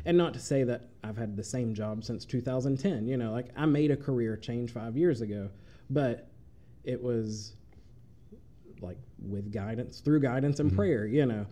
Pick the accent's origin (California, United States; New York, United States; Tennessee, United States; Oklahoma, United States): Tennessee, United States; Chattanooga; moved away as an adult; now in Murray, United States; I grew up in Chattanooga